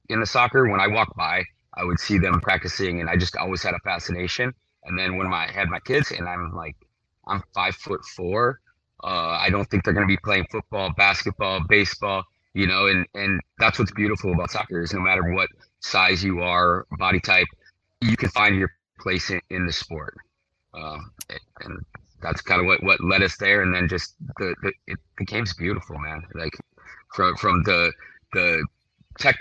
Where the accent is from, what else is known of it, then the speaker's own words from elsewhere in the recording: Hawaii, United States; moved away as an adult; I grew up here, born and raised